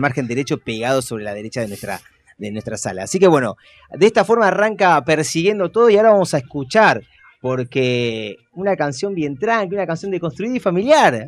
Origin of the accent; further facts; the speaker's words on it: Buenos Aires, Argentina; nosotros como porteños